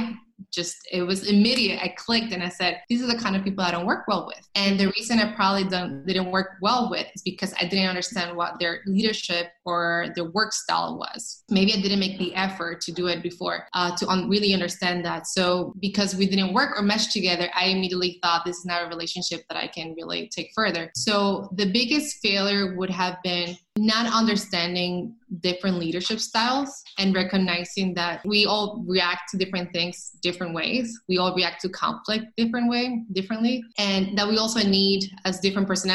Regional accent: Dominican Republic; moved away as an adult; also born or lived in Brooklyn; I grew up in Dominican Republic. I don't know if a lot of people know that, but I was in Dominican Republic until I was shy of 20. So I came here as an adult

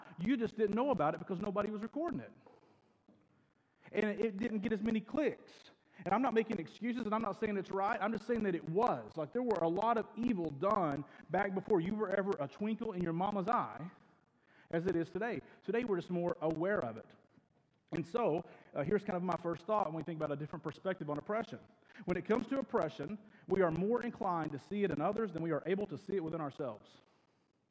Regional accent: United States

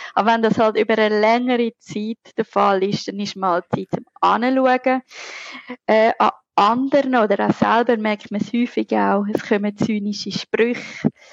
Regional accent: Zurich, Switzerland; accent: Zurich dialect; ihr hört es an meinem charmanten Akzent, also Dialekt, ich bin Zürcherin

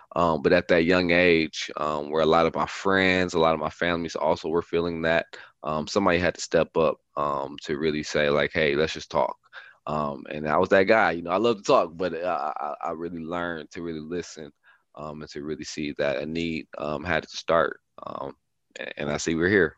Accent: Milwaukee, Wisconsin, United States; growing up Milwaukee was definitely not easy.

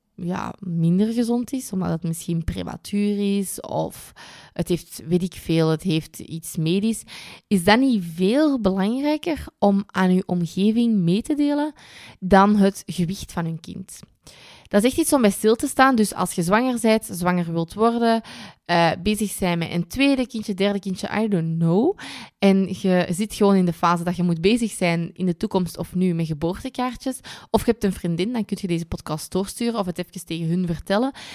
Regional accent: Kempen, Flanders, Belgium; bij ons in de Kempen

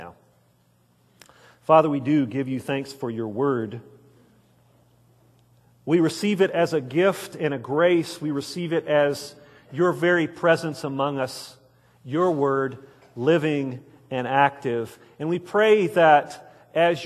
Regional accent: Wichita Falls, Texas, United States; I grew up in Wichita Falls, Texas, here in North Texas

